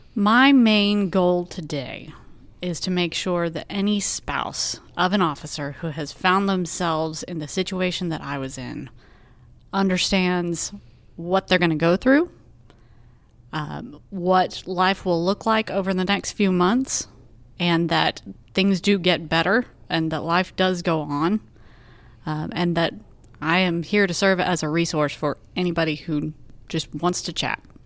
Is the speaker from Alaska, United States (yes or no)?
no; Arlington, Texas, United States; now in Austin, United States; I grew up in Arlington, Texas, which is roughly halfway between Dallas and Fort Worth